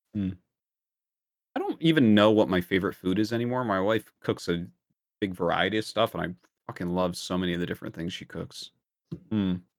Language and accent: English; New Hampshire, United States; now in South Korea; I'm from New Hampshire